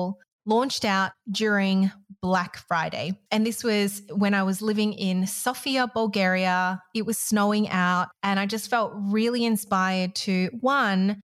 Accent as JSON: {"language": "English", "country": "Malaysia", "tie": "born or raised there", "said": "I grew up in Malaysia"}